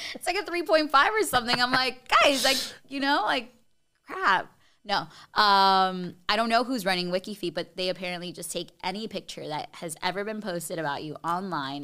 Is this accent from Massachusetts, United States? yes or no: no; Miami, Florida, United States; working in my hometown on T V at a station that I used to, like, you know, I grew up watching.